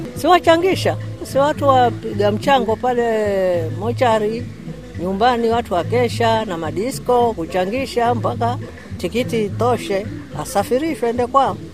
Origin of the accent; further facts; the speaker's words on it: Mombasa, Mombasa County, Kenya; Mimi nilizaliwa hapa hapa mambasa mhm. babangu na mamangu tawankufa hapa hapa